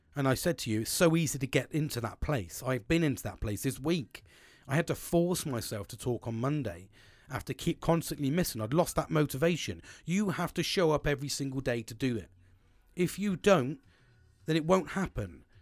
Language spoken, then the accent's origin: English; United Kingdom; I'm a British sarcastic twat.